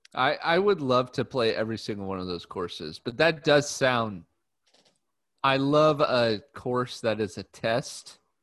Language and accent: English; United States; as an American